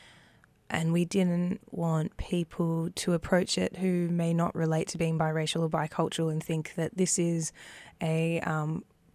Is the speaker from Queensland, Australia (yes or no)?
no; Melbourne, Victoria, Australia; Growing up in Victoria and around Melbourne